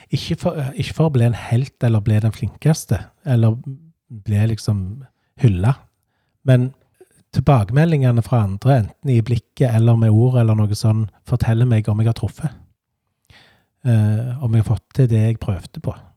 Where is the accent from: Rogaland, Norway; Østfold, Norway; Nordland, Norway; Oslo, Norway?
Rogaland, Norway; Stavanger; moved away as an adult; also born or lived in Hana / Hummersåk; now in Hjelmeland, Norway; Jeg vokste opp på Vaulen, rett overfor Vaulen skole